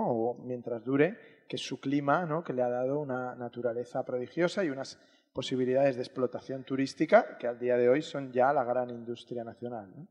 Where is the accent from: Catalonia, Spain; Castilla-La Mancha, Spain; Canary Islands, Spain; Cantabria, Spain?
Cantabria, Spain; yo soy cántabro, o sea que...